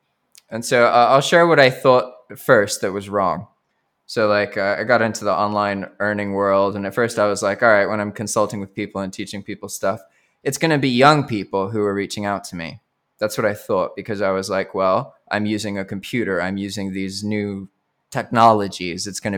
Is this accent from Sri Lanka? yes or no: yes; Colombo, Western Province, Sri Lanka; born there; also born or lived in United States; I was born in Sri Lanka to an English father and an American mother.